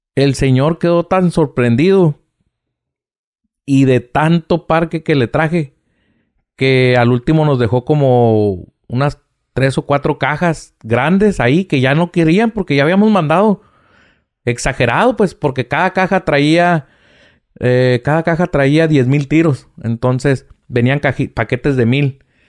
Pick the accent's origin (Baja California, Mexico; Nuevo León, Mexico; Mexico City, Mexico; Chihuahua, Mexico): Baja California, Mexico; Mexicali; de aquí soy de Mexicali